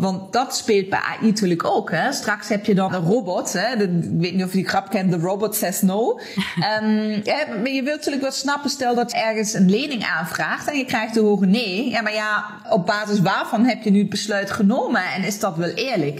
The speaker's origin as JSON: {"language": "Dutch", "country": "Germany", "also_born_or_lived": "Limburg, Netherlands", "second_language": "Dutch", "moved": "yes", "lives_now": "Netherlands", "said": "Ik kom oorspronkelijk uit Duitsland, maar ik woon al heel lang in deze prachtige regio."}